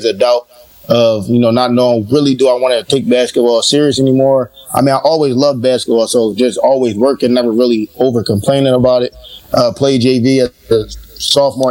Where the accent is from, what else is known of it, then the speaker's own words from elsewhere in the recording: Philadelphia, Pennsylvania, United States; I'm from Philly. I grew up in Philly